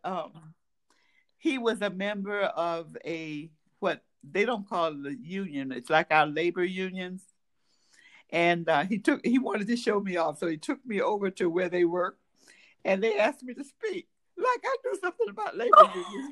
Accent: United States; I was a guest from the United States

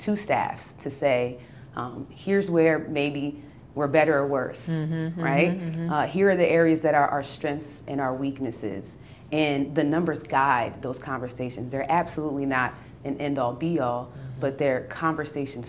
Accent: New Brunswick, New Jersey, United States; I'm from New Brunswick, New Jersey

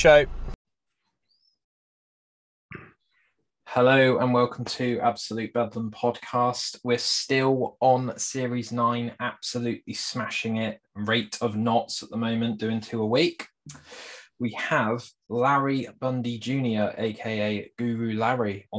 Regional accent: United Kingdom; we're British

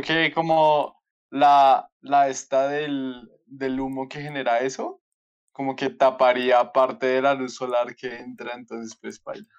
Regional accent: Colombia; somos más colombianos

